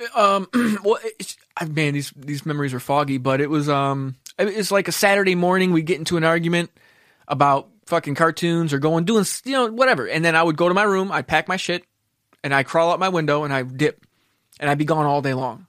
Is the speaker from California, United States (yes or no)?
no; Kendall, Florida, United States; also born or lived in Mount Clemens, Michigan / Homestead, Florida; once we moved to Kendall, that's when I was, like, started becoming, like, into my teen years